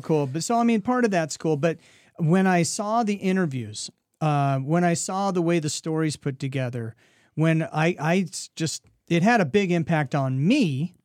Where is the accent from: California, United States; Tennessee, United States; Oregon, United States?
Oregon, United States; now in Iowa, United States; I grew up in Oregon, uh, mountain lakes in the summertime